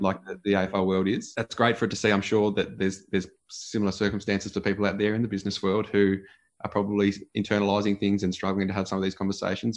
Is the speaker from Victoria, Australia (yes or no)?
yes; Gisborne, Victoria, Australia; a beautiful part of the world to sort of grow up